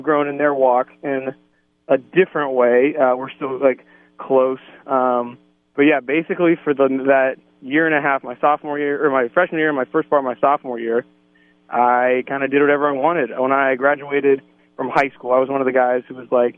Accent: Newark, Ohio, United States; I grew up in Newark, Ohio, so not really even too far from Damascus and Centerburg right now

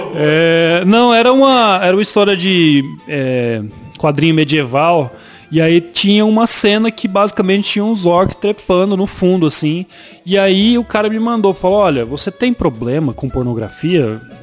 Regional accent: Araçatuba, São Paulo, Brazil; now in São Paulo, Brazil; Sou de Araçatuba

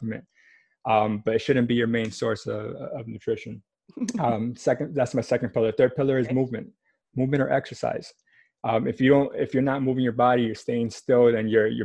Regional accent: New York City, New York, United States; born and raised in Manhattan.

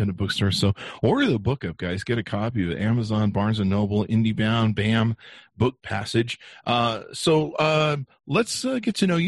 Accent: Los Angeles, California, United States; also born or lived in Hollywood; I grew up poor, and my family, we grew up in North Hollywood

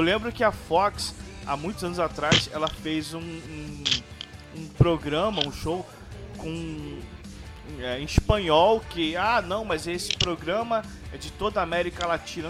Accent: Rio de Janeiro, Brazil; somos do, somos do Rio

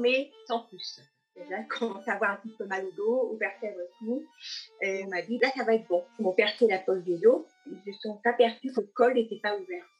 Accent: Thailand; also born or lived in Loire-Atlantique; now in France; mon pays d'origine, en Thaïlande

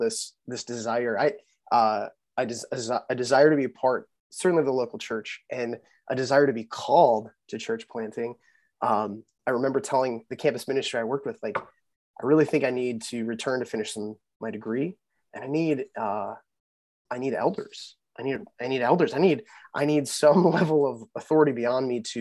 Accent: Chippewa Falls, Wisconsin, United States; moved away as an adult; I grew up in Western Wisconsin, a little town called Chippewa Falls.

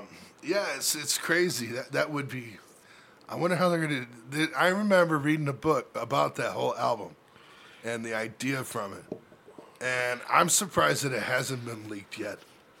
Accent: Staten Island, New York, United States; I'm from Staten Island, dude.

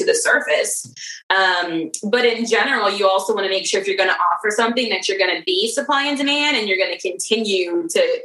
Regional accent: Maryland, United States; I'm from Maryland, Under Armour's here

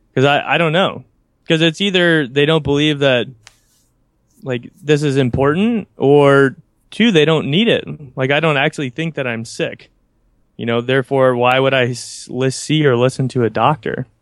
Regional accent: United States; where I grew up in the United States

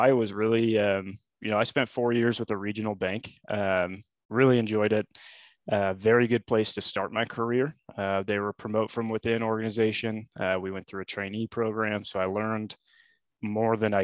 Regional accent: Lincoln, Nebraska, United States; I was born and raised in Lincoln

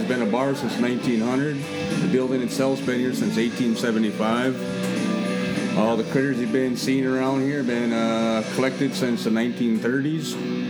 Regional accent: Minnesota, United States; now in Wisconsin, United States; I'm from Minnesota

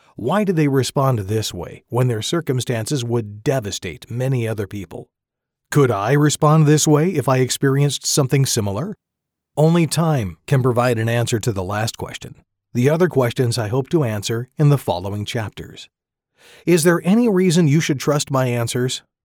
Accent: McArthur, California, United States; born or raised there; moved away as an adult; also born or lived in Lemoore, California; now in Woodland, United States

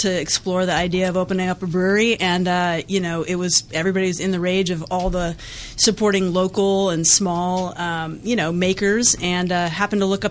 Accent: Oregon, United States; now in San Francisco, United States; Originally, I'm from Oregon

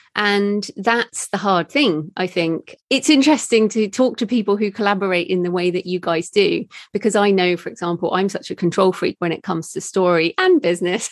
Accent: United Kingdom; being British

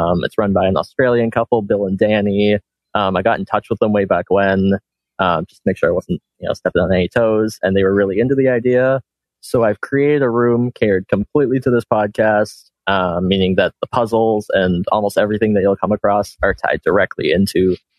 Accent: Ontario, Canada; I am from Ontario, Canada.

